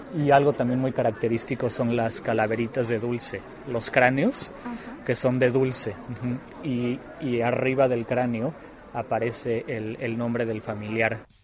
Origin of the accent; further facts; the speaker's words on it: Mexico; en México